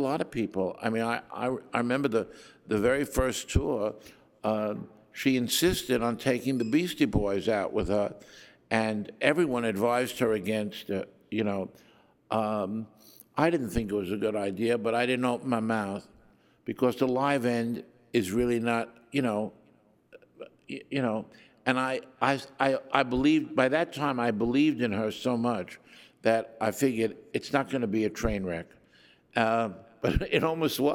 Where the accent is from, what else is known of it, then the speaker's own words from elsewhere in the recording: New York City, New York, United States; we're both from Brooklyn.